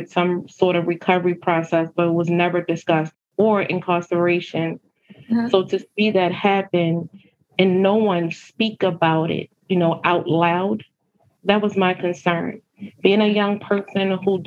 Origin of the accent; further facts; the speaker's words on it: Baltimore, Maryland, United States; I grew up in West Baltimore